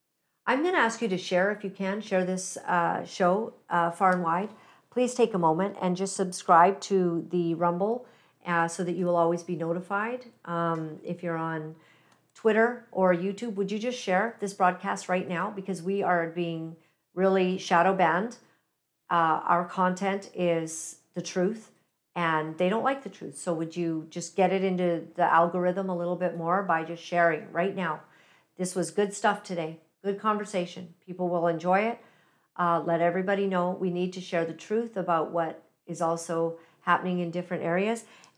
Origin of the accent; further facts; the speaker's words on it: Uganda; born there; And I'm personally African-American because I was born in Uganda, East Africa.